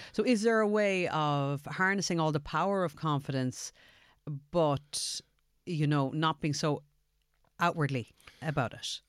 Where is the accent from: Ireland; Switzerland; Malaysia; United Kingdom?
Ireland; as Irish people